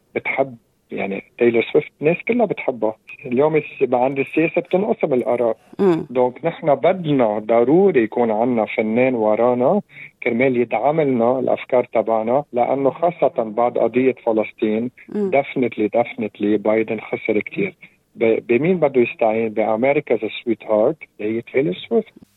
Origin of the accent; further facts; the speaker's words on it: Lebanon; نحن هون عندنا بلبنان 18 طائفه